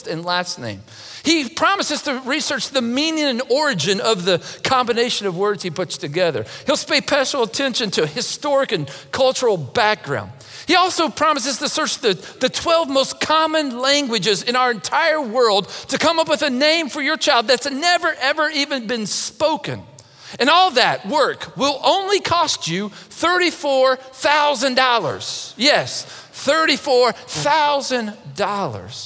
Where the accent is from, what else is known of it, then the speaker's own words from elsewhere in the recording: Mason County, Kentucky, United States; I grew up in Mason County, Kentucky